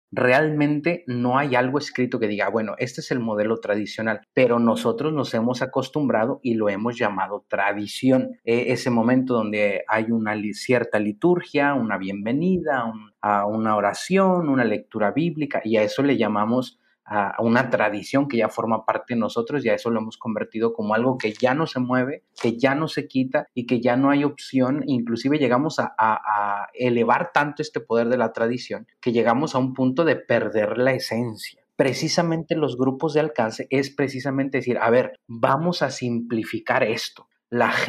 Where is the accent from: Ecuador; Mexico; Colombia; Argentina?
Mexico; San Luis Potosí; Ah, yo soy de San Luis Potosí, eh, dice la canción, tal vez muchas generaciones no la van a conocer, pero hay una canción que habla muy bonito de San Luis Potosí.